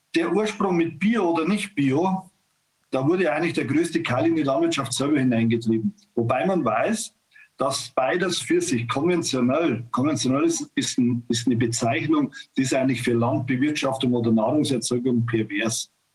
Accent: Bavaria, Germany; bei uns in Bayern

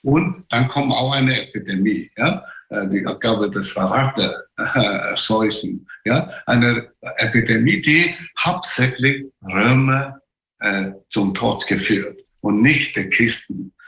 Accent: China; German is a second language; moved away; ich als Chinese

